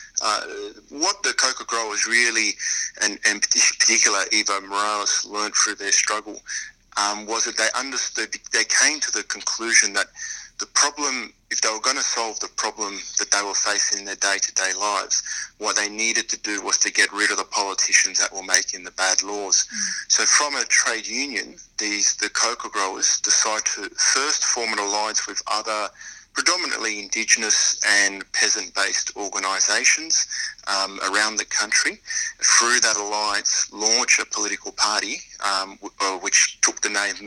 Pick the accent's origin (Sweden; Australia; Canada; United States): Australia; also born or lived in Argentina; I was born in Argentina, although I grew up here in Australia